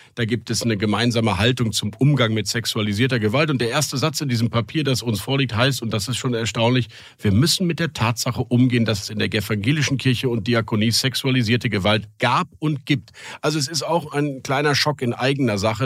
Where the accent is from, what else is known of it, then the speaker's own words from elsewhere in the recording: Rhineland, Germany; ich als rheinischer Katholik echt gläubig